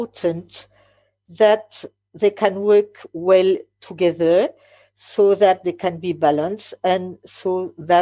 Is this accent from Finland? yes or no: no; France; English is a second language; English is not my mother language. I am French